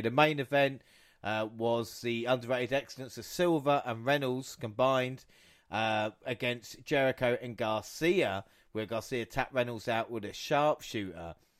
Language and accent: English; England, United Kingdom; we're English or British as it was